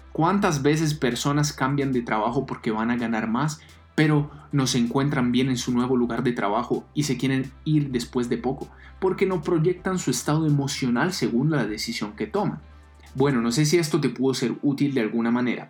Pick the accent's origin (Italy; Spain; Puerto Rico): Italy; now in Colombia; Soy italiano